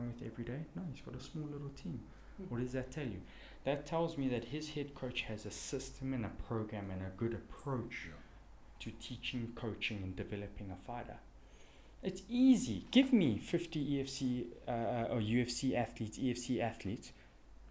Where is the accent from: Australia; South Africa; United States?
South Africa